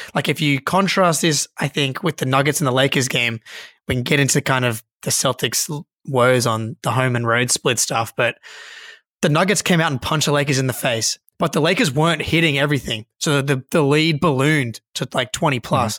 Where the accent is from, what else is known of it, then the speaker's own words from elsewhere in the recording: Australia; Just a couple of boys from Australia